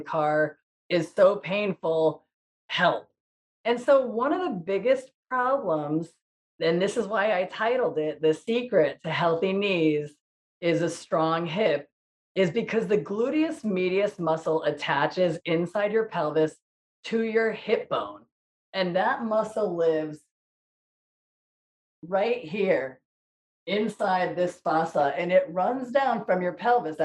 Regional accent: Ansonia, Connecticut, United States; I am hosting this show from my hometown in Ansonia, Connecticut

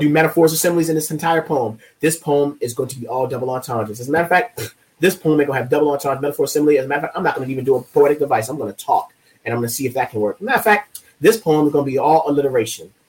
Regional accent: Baltimore, Maryland, United States; I am from Baltimore, like I am a Baltimore poet like him

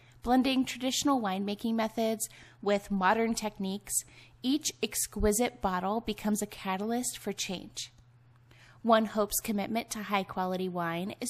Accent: Ohio, United States; moved away as an adult; also born or lived in Salt Lake City, Utah; now in Nevada, United States; I'm from Ohio.

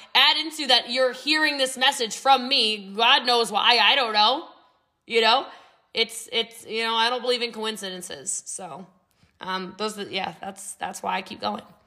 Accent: Middletown, Maryland, United States; also born or lived in New York; now in Texas, United States; I'm actually from Frederick County, Maryland, but I'm from Middletown before it was Middletown now

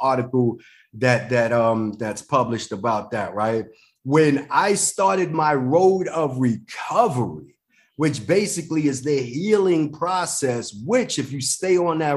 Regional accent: New York City, New York, United States; I'm from the Bronx, New York

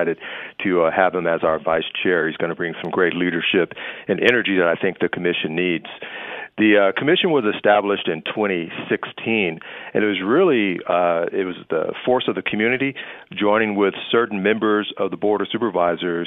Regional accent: Los Angeles, California, United States; I grew up in Los Angeles

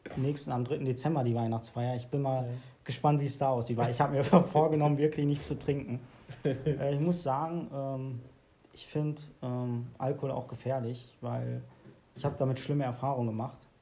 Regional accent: Hövelhof, North Rhine-Westphalia, Germany; born or raised there

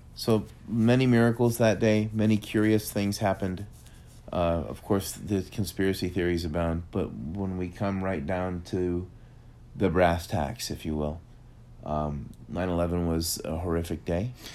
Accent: United States; as an American.

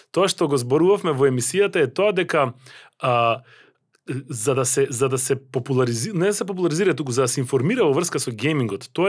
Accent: North Macedonia

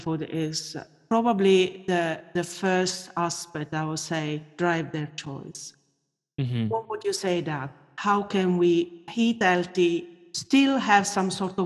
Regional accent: Italy; I grew up in Italy

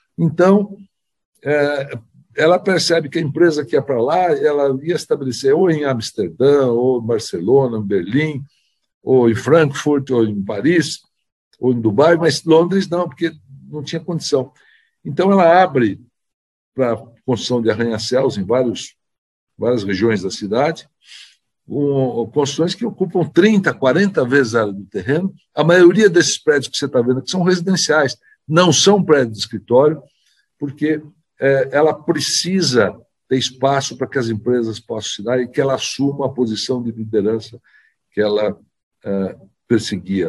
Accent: São Paulo, Brazil; como paulistanos

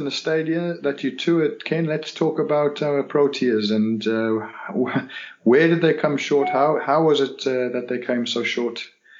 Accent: Durham, North East England, United Kingdom; My hometown ground.

